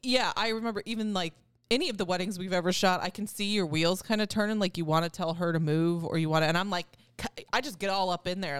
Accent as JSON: {"language": "English", "region": "Wisconsin", "country": "United States", "said": "I'm from Wisconsin"}